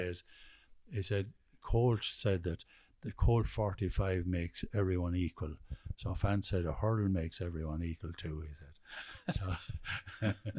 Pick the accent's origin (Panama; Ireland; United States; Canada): Ireland; Kilkenny, Leinster; I'm from Kilkenny